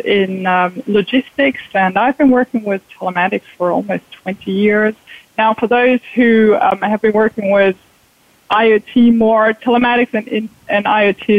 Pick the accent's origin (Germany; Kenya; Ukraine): Germany; moved away as an adult; now in Chicago, United States; I am originally from Germany